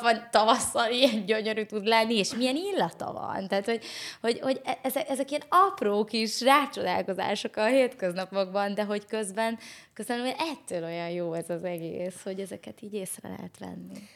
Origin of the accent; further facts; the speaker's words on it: Hungary; Én vidéki lány vagyok